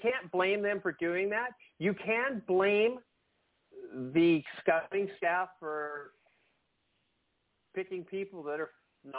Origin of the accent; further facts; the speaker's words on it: Port Coquitlam, British Columbia, Canada; Right in Port Coquitlam, right in my hometown area, right?